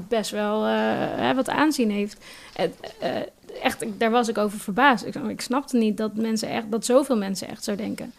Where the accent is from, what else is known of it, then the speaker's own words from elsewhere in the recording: Nijmegen, Gelderland, Netherlands; moved away; ik kom uit Nijmegen oorspronkelijk